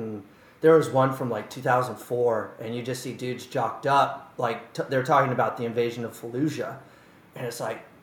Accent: San Francisco Bay Area, California, United States; moved away as an adult; now in New York City, United States; I grew up in the Bay

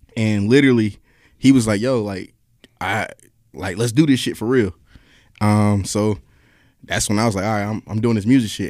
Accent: Raleigh, North Carolina, United States; moved away as an adult; now in Atlanta, United States; I'm from North Carolina originally

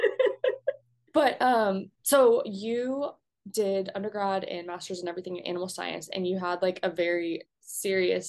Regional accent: California, United States; now in Texas, United States; I'm from California

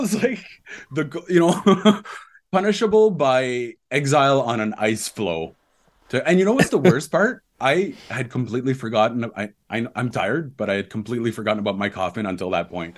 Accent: Ontario, Canada; I grew up in Ontario

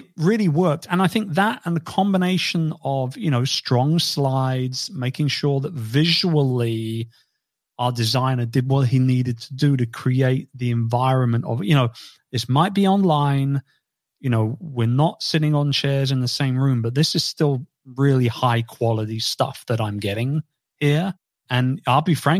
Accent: London, United Kingdom; my hometown

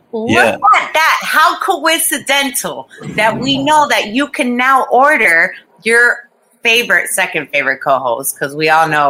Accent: Costa Rica; also born or lived in Florida; now in United States; I've lived in Florida most of my whole life. So I've been, and I grew up in Costa

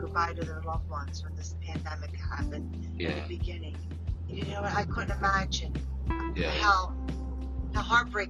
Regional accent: Philadelphia, Pennsylvania, United States; moved away as an adult; now in Deptford, United States; I'm from South Philly.

